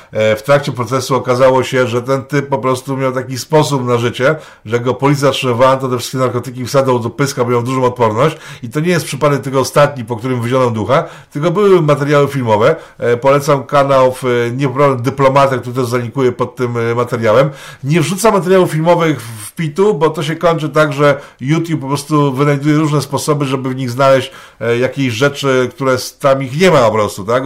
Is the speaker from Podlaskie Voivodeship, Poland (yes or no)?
no; Łódź, Łódź Voivodeship, Poland; now in Serock, Poland; mojego rodzinnego miasta